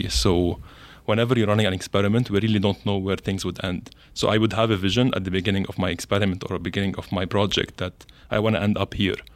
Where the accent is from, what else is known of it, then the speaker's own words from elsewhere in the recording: Lebanon; English is a second language; So, from my end, I came from Lebanon.